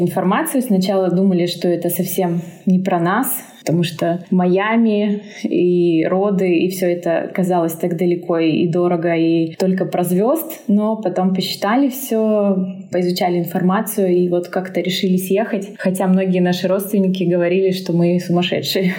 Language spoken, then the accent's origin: Russian; Omsk, Omsk Oblast, Russia; moved away; also born or lived in Moscow, Russia; Мы оба из Омска, из Сибири